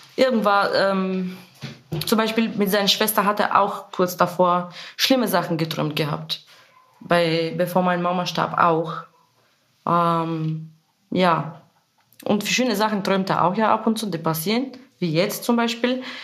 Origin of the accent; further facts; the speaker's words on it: Bulgaria; German is a second language; moved away as an adult; now in Germany; ich komme aus Bulgarien, bin seit zehn Jahren in Deutschland